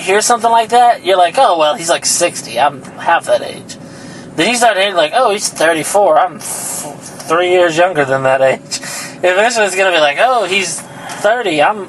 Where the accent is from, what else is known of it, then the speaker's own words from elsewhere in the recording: Ganado, Texas, United States; Born in Ganado, Jackson County, Texas, United States, southern part of the United States, America, world.